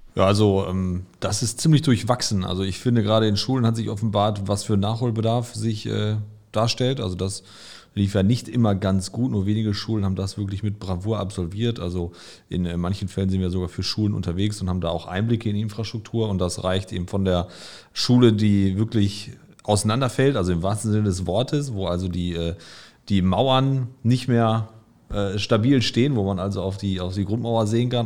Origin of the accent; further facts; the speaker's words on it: Gelsenkirchen, North Rhine-Westphalia, Germany; ich komme aus Gelsenkirchen, das hört man auch zwischendurch.